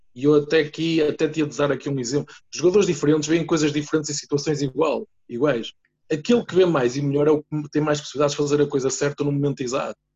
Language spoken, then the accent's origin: Portuguese; Santa Maria da Feira, Aveiro District, Portugal; eu sou de uma aldeia do, do Conselho de Santa Maria da Feira e de uma freguesia que se chama Sangueiro